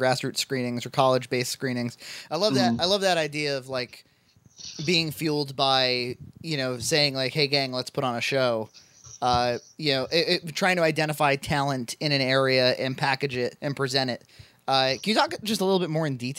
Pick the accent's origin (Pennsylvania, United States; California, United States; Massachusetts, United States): Massachusetts, United States; Boston; I'm from Boston.